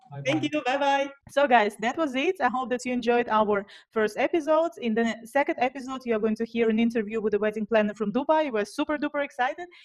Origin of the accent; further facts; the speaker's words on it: Russia; English is a second language; we come from Russia. We don't do coffee. We do vodka.